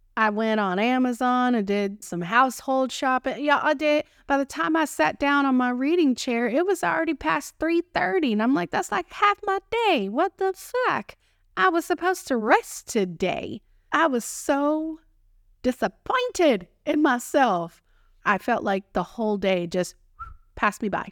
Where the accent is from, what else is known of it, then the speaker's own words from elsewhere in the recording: Texas, United States; accent: Texan; my Texan accent